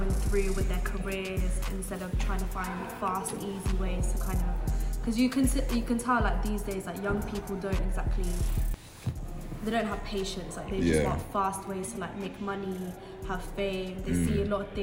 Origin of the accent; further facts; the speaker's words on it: Southampton, South East England, United Kingdom; I'm from Southampton as well.